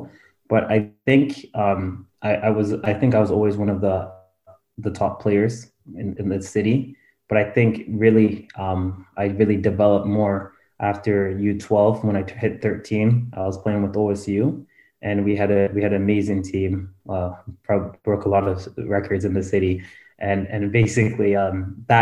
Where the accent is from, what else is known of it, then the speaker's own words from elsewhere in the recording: Ottawa, Ontario, Canada; moved away as an adult; now in Lappeenranta, Finland; Originally, I was born more in the Nepean area. I grew up in Drapincourt.